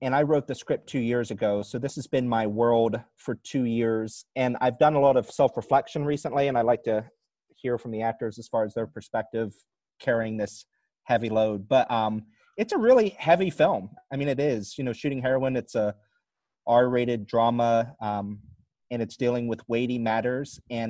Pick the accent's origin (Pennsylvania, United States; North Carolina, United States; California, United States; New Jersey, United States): Pennsylvania, United States; central; where I grew up in central Pennsylvania. I grew up, it's very rural, you know, as a Rust Belt.